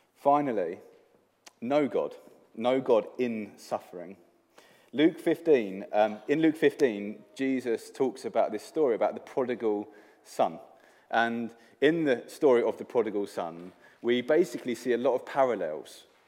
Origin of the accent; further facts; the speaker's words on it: England, United Kingdom; moved away; I am from England